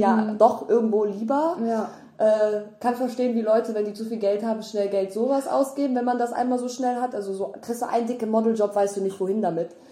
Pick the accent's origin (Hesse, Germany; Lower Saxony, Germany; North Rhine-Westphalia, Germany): North Rhine-Westphalia, Germany; now in Berlin, Germany; bei uns in NRW